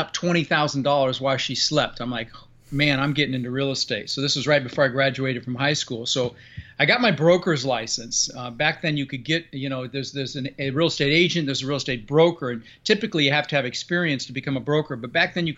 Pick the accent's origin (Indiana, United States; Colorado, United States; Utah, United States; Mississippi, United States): Colorado, United States; Denver; moved away; also born or lived in Netherlands; I immigrated to this country from Holland when I was 6 years old with my brother Albert and my mother Zvancha. Came across on a big ship and ended up in Denver, Colorado, and where I lived for the next 30 years